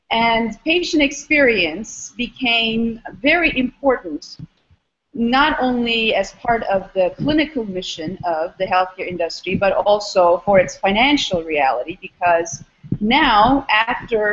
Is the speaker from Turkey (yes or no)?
yes; Istanbul, Turkey; moved away as an adult; also born or lived in Austin, Texas / Albany, New York; now in Philadelphia, United States; I am originally from Istanbul, Turkey.